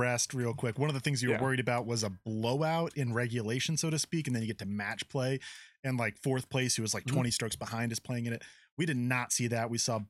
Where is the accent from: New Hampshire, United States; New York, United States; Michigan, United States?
New Hampshire, United States; Manchester; moved away; also born or lived in Denver; my hometown of Manchester, New Hampshire.